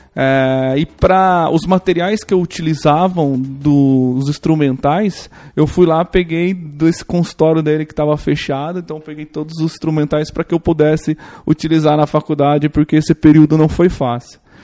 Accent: interior of São Paulo, Brazil; eu sou de uma cidade do interior de São Paulo, é uma cidade bem pequena, tem 10 mil habitantes

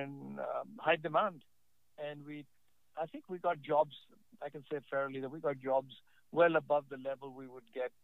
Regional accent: New Delhi, Delhi, India; born or raised there; also born or lived in Lucknow, India

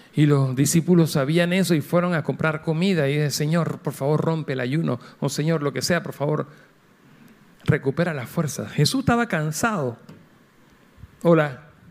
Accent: Panama

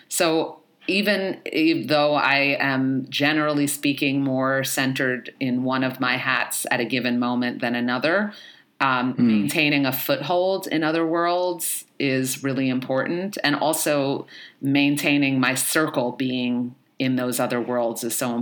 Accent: New York City, New York, United States; I grew up in the Bronx, I was born in the 70s and grew up in the 80s and 90s in the Bronx

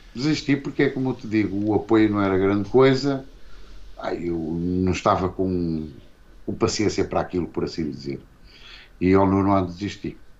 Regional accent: Porto, Norte, Portugal; also born or lived in Barcelos; Eu nasci lá, nasci no Porto e depois. Uh estive tipo lá com os meus pais para até aos dois anos, ou coisa do género. E depois viemos para Barcelos e, entretanto, fomos outra vez para o Porto, para os colégios

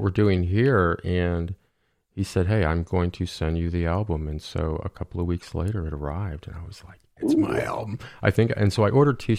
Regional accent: Owosso, Michigan, United States; also born or lived in Chicago area; now in Chicago, United States; I'm from Owosso, Michigan

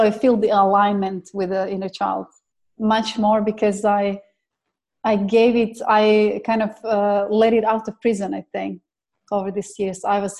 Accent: Croatia; also born or lived in England / Dubai; So I came from Croatia to England, and from England I came to Dubai

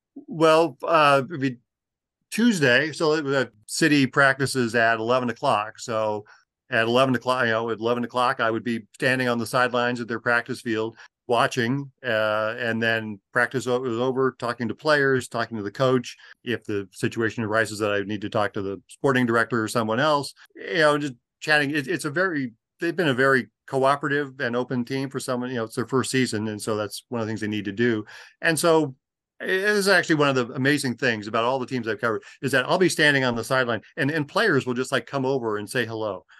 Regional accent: Los Angeles, California, United States; growing up in Los Angeles in the nineteen seventies

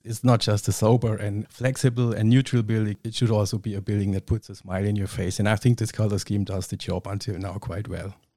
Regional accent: Kempten, Bavaria, Germany; I was born and raised in Kempten in Allgäu, which is pretty down south

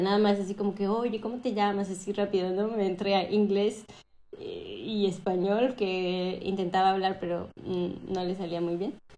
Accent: Cancún, Quintana Roo, Mexico; moved away as an adult; also born or lived in Mexico City; now in France; soy mexicana y eh, nací en la Ciudad de México, pero me fui a vivir a, mm, a Cancún cuando tenía 11 años, entonces para mí yo soy cancunense

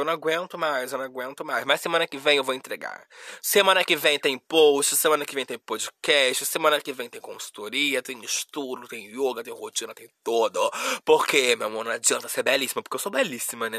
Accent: Rio de Janeiro, Brazil; Como uma boa carioca

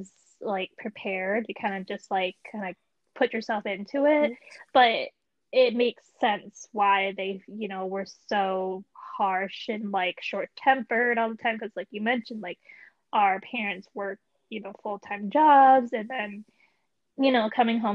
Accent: Michigan, United States; moved away as an adult; I'm originally from Michigan too

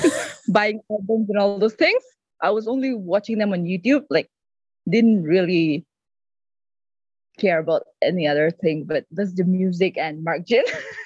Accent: India; And then I'm from India.

